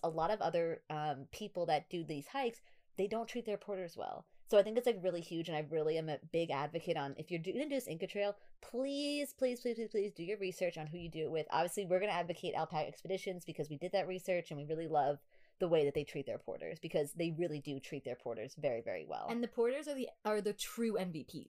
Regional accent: New York, United States; accent: New York; my New York accent

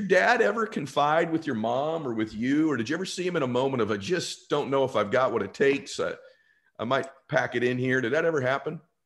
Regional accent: California, United States; I grew up in California

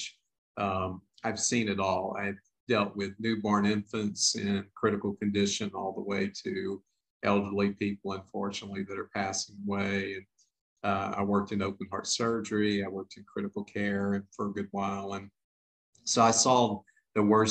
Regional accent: Lake Charles, Louisiana, United States; my hometown of Lake Charles, Louisiana

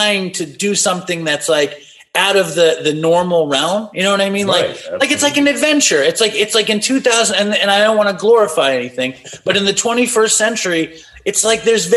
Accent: New York City, New York, United States; also born or lived in Los Angeles; I grew up in Manhattan, you know, and I'm 46. So I grew up in the 90s in Manhattan

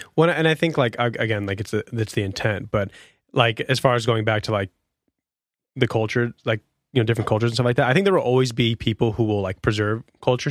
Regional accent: United States

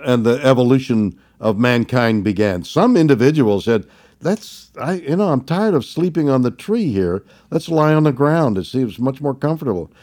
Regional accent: Montreal, Quebec, Canada; I was brought up in Montreal, Canada

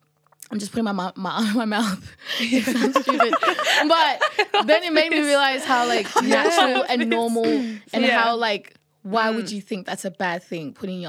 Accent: Sudan; or like I come from Sudan.

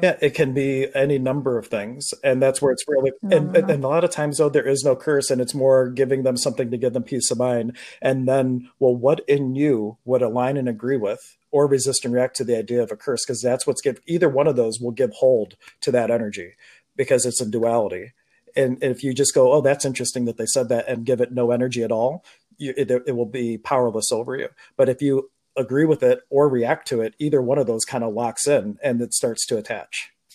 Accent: Pittsburgh, Pennsylvania, United States; I was born in Pittsburgh

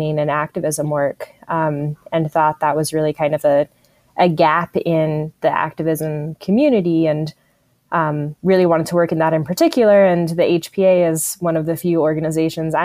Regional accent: Tucson, Arizona, United States; Tucson, Arizona, my hometown

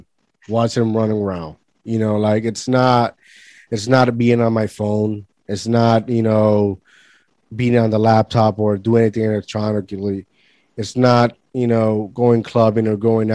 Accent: Puerto Rico; moved away as an adult; now in New Jersey, United States; when I grew up in Puerto Rico, there was weeks and weeks that we had no light.

